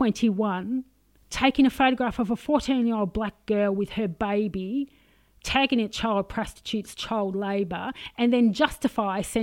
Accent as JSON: {"language": "English", "country": "Australia", "said": "I'm very Australian"}